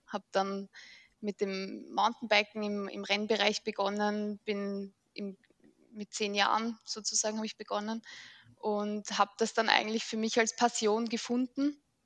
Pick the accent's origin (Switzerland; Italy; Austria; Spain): Austria; Mödling, Lower Austria; Ich komme aus Mödling.